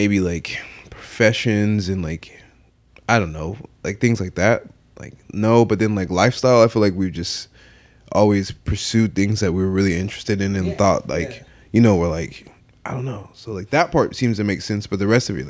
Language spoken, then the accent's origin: English; Atwater, California, United States; also born or lived in Fresno; I'm from Merced County, from Atwater. I'm born in Fresno.